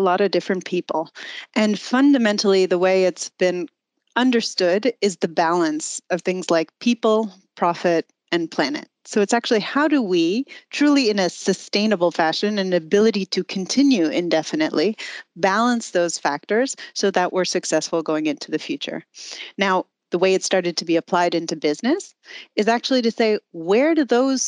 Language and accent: English; United States; accent: American; moved away as an adult; now in Germany; I actually am American